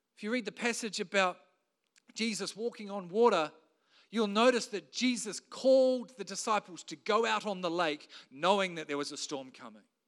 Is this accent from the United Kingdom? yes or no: no; New Zealand; as a Kiwi bloke